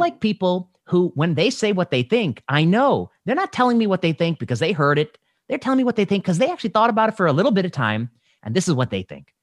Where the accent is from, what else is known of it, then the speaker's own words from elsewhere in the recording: Indiana, United States; I grew up in Indiana